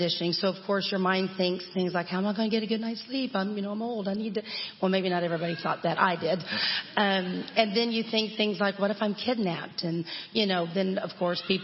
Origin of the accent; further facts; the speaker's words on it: Texas, United States; born and raised in Texas